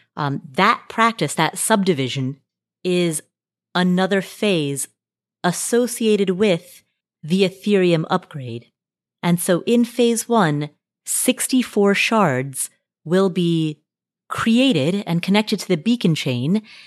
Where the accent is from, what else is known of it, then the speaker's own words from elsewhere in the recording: Nepal; moved away; I was born in Nepal